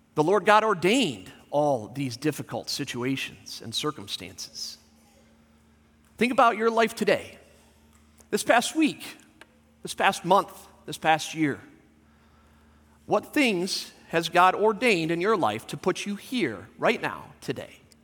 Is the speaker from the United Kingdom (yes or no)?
no; Southern California, United States; moved away; I grew up in Southern California